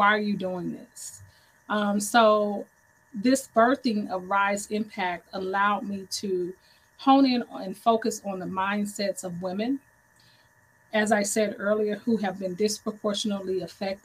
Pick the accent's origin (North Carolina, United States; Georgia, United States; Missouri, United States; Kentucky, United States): Missouri, United States; St. Louis; I am from St. Louis, Missouri, the home of the 314.